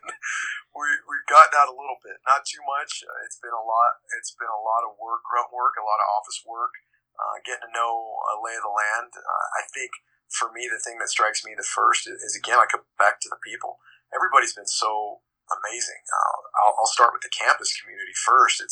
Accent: San Diego, California, United States; moved away as an adult; also born or lived in Davis, California / Azusa, California; now in Lakeland, United States; I'm born and raised in San Diego

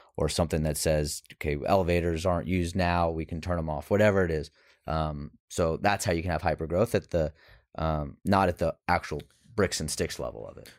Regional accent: Houston, Texas, United States; accent: neutral; I grew up in Houston

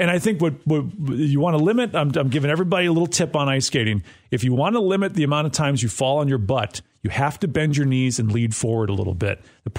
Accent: Wisconsin, United States; now in Clarksville, United States; Growing up in Wisconsin, I did a lot of ice skating.

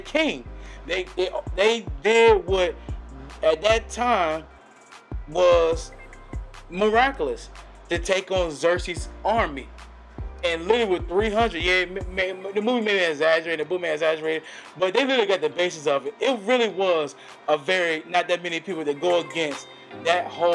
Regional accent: Virginia, United States; I'm from Virginia

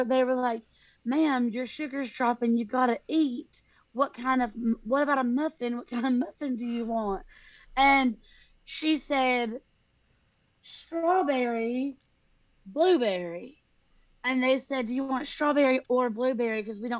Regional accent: California, United States; Okay, have you heard of California?

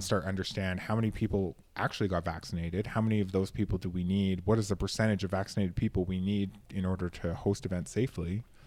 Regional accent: Canada; I come from Canada

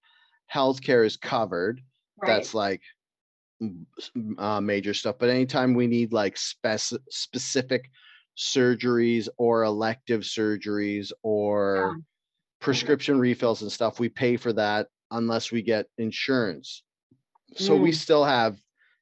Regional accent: Canada; I'm Canadian.

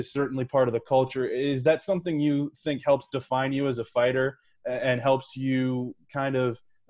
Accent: Morgantown, West Virginia, United States; I'm from Morgantown, West Virginia, so I'm pretty aware of that Western PA grittiness.

